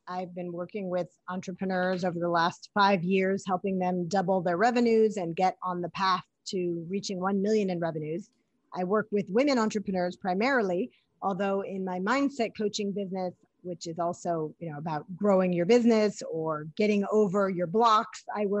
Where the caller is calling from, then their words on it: New York City, New York, United States; New York City, baby.